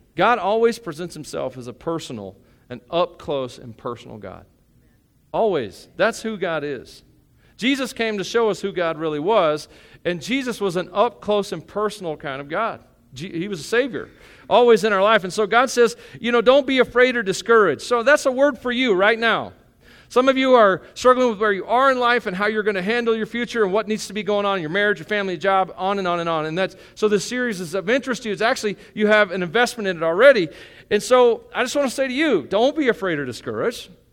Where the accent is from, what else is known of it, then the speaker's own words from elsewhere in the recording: Tennessee, United States; I grew up in Tennessee.